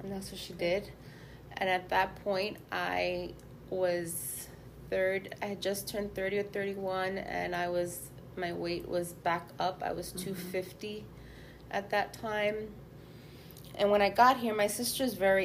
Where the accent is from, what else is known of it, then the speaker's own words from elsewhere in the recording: New York, United States; I grew up in New York in the height of the clubs and ecstasy